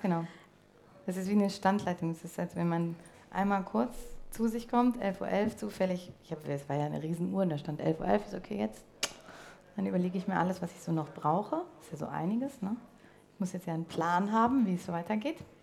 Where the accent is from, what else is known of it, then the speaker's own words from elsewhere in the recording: Berlin, Germany; moved away; Berlin, obwohl es meine alte Heimat ist